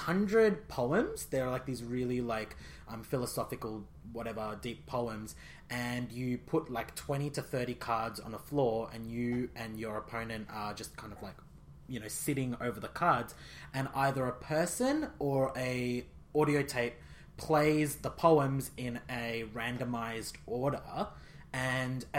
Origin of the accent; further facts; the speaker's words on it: India; I'm Indian